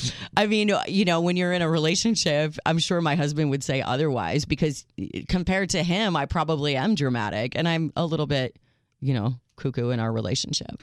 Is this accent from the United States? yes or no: yes; Chicago, Illinois, United States; accent: Chicago; my accent is all Chicago